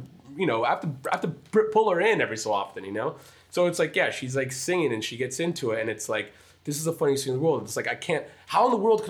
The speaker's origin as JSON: {"language": "English", "country": "United States", "tie": "born or raised there", "said": "I was born here"}